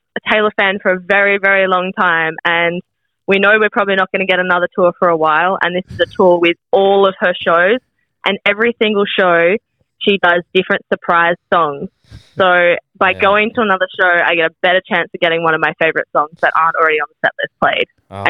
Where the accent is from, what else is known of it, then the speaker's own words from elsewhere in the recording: Adelaide, South Australia, Australia; So I've got to rush back to, because I'm from Adelaide, I've got to rush back to Adelaide for uni